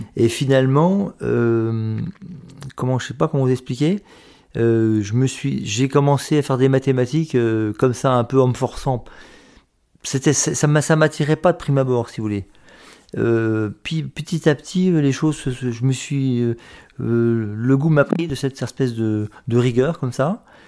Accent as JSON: {"language": "French", "town": "Metz", "region": "Grand Est", "country": "France", "tie": "born or raised there", "said": "je suis né à Metz en 1963"}